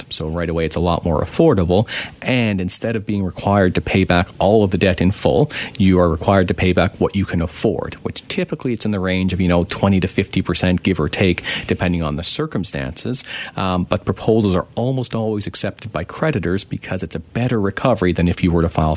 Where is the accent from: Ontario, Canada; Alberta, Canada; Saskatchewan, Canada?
Ontario, Canada; now in British Columbia, Canada; I'm originally from Ontario